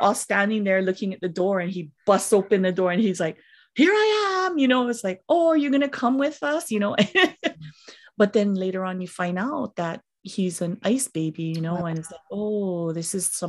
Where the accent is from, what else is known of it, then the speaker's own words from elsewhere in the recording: Kailua, Hawaii, United States; I grew up in Kailua, which is on the windward side of the island of Oahu. And they're a very middle-class neighborhood, very, mm-hmm, you know, very middle-class.